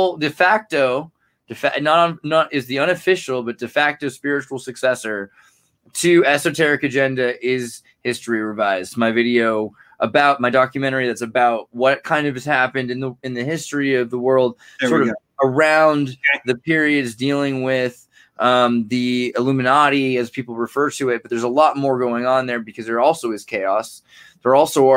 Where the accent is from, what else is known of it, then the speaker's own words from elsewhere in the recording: Santa Cruz, California, United States; also born or lived in Silicon Valley; I'm from Santa Cruz, California